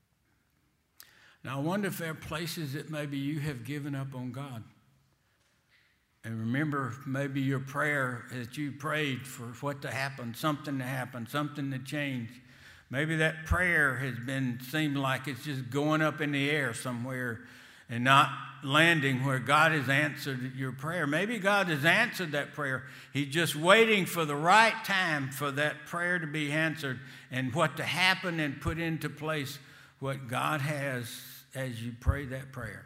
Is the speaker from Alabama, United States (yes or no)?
yes; Selma, Alabama, United States; accent: Selma language; I was raised in Selma, and I never get rid of my Selma language, especially in Boston